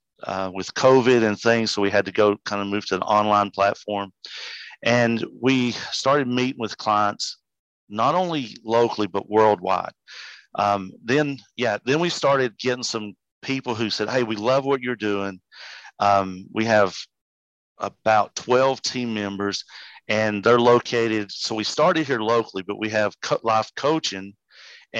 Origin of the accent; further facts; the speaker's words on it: Erwin, Tennessee, United States; accent: hillbilly; I grew up locally here in the Tri-Cities, or specifically over towards Irwin and less known community of Flag Pond